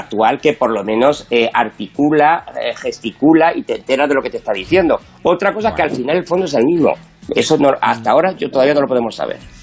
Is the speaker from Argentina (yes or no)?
no; Castilla-La Mancha, Spain; yo que soy castellano manchego